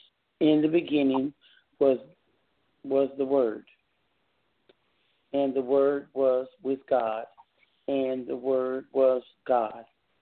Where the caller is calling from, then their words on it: Texas, United States; I'm calling from Texas.